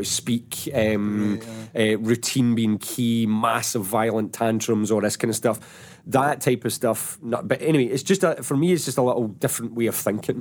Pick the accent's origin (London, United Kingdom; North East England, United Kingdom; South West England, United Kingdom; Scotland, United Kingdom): Scotland, United Kingdom; Paisley; I come from Paisley as well